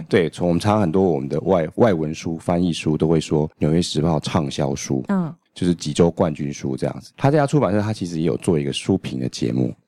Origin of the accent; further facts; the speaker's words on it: Taiwan; 我们是台湾人嘛